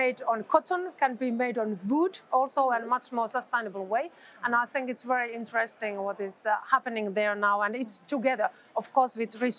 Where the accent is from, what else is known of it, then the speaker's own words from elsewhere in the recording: Finland; I'm coming from Finland.